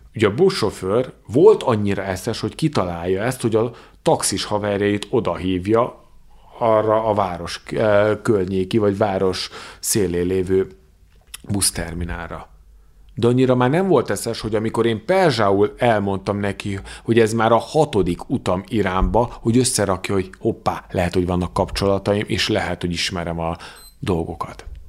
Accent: Hungary; honnan származom, mondom Magyarországról, nem Teheránból

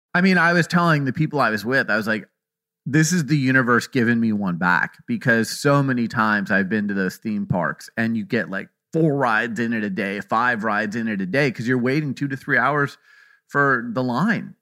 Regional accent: Arizona, United States; I'm from Arizona

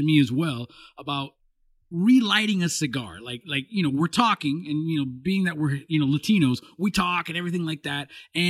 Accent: California, United States; I'm being from Southern California, we're very, you know, area code snobby.

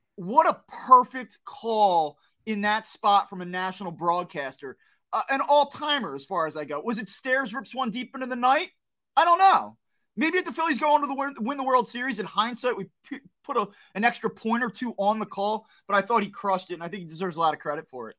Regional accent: New Jersey, United States; I grew up in South Jersey. I don't wanna say I grew up in the city

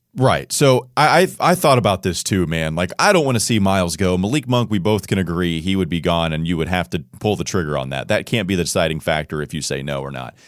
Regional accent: Indianapolis, Indiana, United States; I'm from Indianapolis

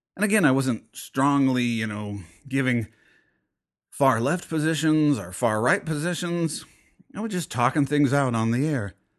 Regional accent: United States; being an American

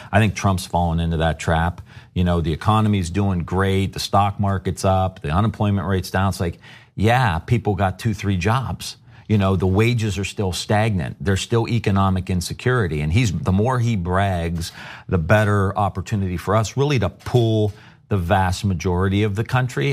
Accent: Youngstown, Ohio, United States; I come from Youngstown, Ohio

